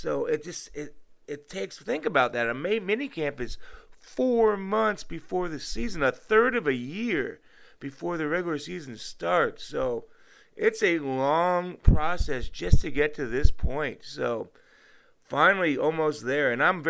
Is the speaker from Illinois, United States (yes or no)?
no; California, United States; I grew up in the South Bay, and I do enjoy Stanford football.